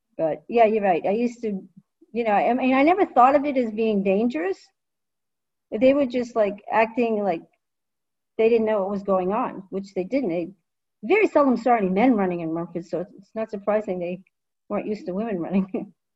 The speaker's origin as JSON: {"language": "English", "town": "Rumford", "region": "Maine", "country": "United States", "tie": "born or raised there", "said": "my hometown is a Nordic ski town"}